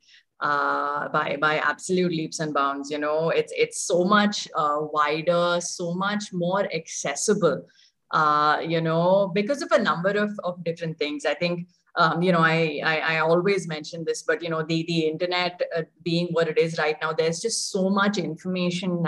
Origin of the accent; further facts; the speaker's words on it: Mumbai, Maharashtra, India; moved away as an adult; also born or lived in Hyderabad; I was born and brought up there.